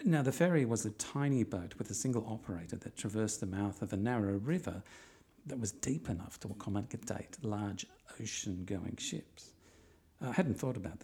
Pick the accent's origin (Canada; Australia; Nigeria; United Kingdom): Australia; I'm Australian.